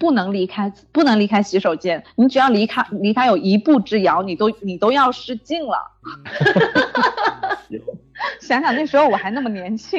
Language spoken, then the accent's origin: Chinese; Guangdong, China; 因为因为我们广东人比较注重食疗嘛，然后其实基本上很多人家里都会泡一些药酒